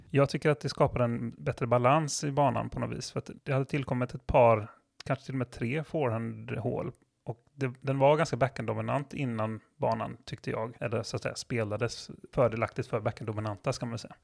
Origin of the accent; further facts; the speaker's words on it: southern Sweden, Sweden; vi är från södra Sverige